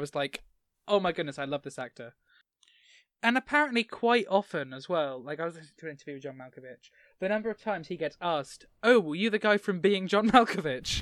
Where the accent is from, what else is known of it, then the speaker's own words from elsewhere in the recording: England, United Kingdom; I'm from England